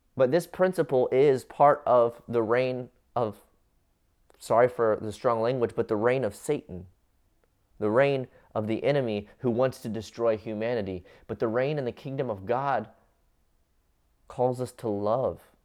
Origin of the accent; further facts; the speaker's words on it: Cincinnati, Ohio, United States; I grew up in the United States of America, in Cincinnati, Ohio